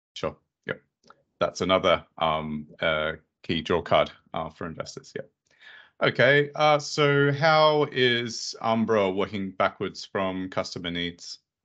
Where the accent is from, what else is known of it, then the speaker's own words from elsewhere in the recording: Australia; where I'm from in Australia